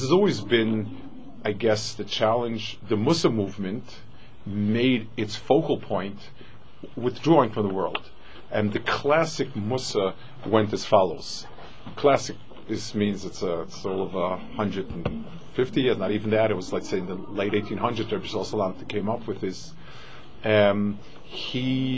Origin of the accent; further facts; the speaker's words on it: New York City, New York, United States; I grew up in Manhattan